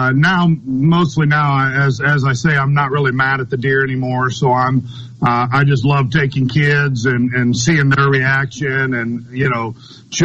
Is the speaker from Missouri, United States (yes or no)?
yes; Missouri, United States; now in Madison, Mississippi, United States; I grew up in Missouri